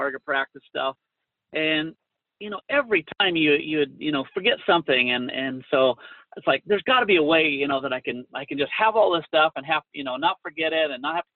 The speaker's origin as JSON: {"language": "English", "town": "Hood River", "region": "Oregon", "country": "United States", "tie": "born or raised there", "moved": "yes", "lives_now": "Utah, United States", "said": "born and raised in Hood River, Oregon"}